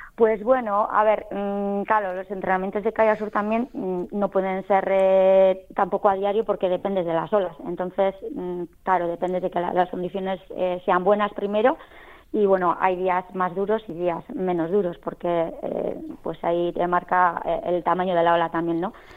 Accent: Lekeitio, Basque Country, Spain; mi pueblo de la costa, un pueblo precioso

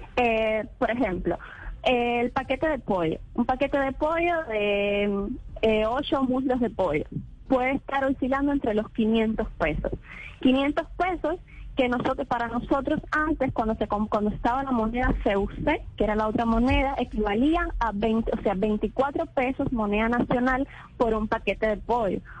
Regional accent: Cuba; le voy a hablar como, como cubana

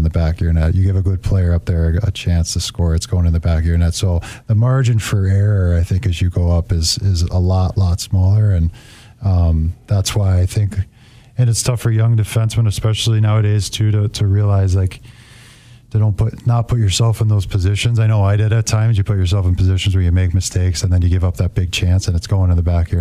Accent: New York, United States; moved away; also born or lived in Grand Rapids; I grew up in New York

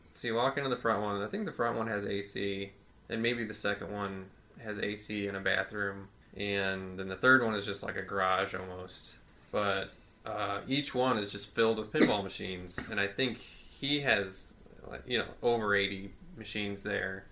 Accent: St. Louis, Missouri, United States; I've just been here my whole life

